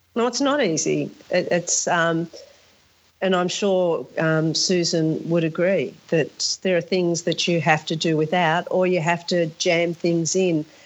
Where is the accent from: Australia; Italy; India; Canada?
Australia; Sydney, New South Wales; when I was growing up in Sydney, all of my friends had bikes